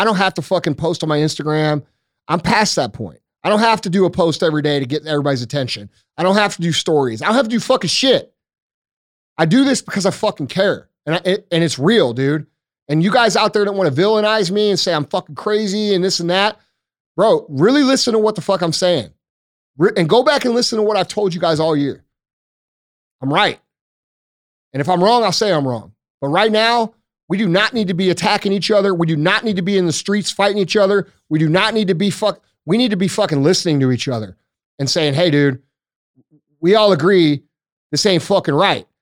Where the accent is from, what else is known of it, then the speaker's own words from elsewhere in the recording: United States; I'm still American